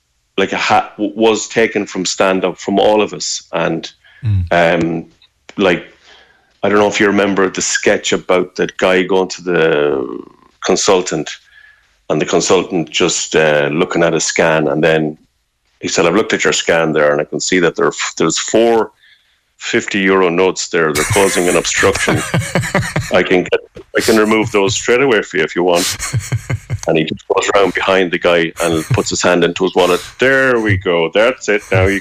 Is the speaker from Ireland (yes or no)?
yes; Ireland; we're all Irish